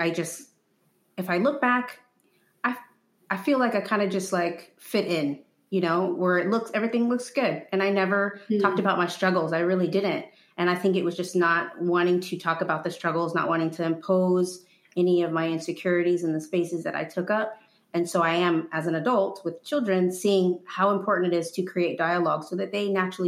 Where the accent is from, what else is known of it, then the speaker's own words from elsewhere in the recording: Houston, Texas, United States; also born or lived in Quito, Ecuador / Trinidad and Tobago; I grew up in Houston